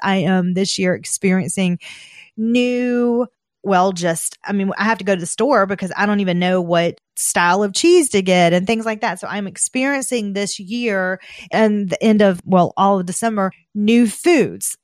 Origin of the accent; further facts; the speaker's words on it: the South, United States; I'm from the South